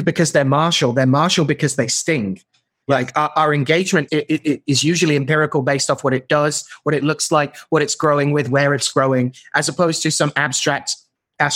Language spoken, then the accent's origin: English; England, United Kingdom; I am horribly English